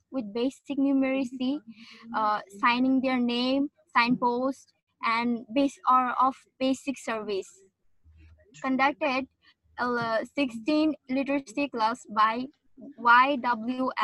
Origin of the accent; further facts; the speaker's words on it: Bangladesh; from Bangladesh